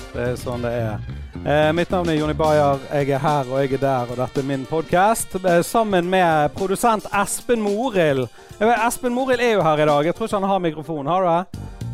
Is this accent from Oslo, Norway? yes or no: no; Bergen, Vestland, Norway; jeg kommer fra Fyllingsdalen